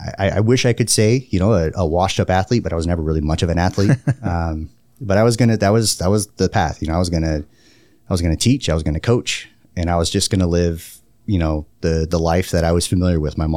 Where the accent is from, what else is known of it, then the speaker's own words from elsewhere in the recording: Woodland, California, United States; Yeah, so I grew up outside Sacramento, a little town called Woodland. It's right next to Davis, where UC Davis is, which is a fairly well-known institution of higher learning. I grew up there, little small farming community, so not unlike Wisconsin.